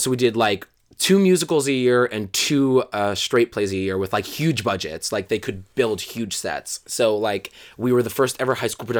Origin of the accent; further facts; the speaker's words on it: Brooklyn, New York, United States; I'm from Brooklyn, New York, originally. Yeah, born and raised.